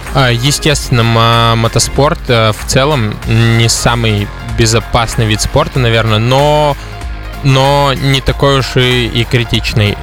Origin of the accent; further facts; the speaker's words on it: Udmurtia, Russia; я из Удмуртии в первую очередь